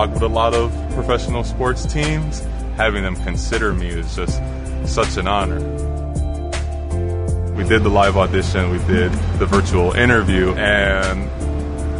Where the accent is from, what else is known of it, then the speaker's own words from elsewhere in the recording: Chicago, Illinois, United States; I grew up here in Chicago, born and raised